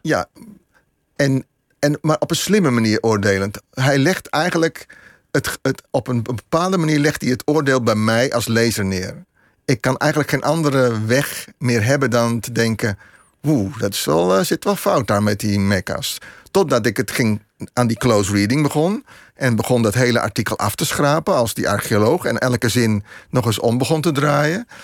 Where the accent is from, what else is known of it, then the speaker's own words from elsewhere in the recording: Vianen, Utrecht, Netherlands; ik ben opgegroeid in Vianen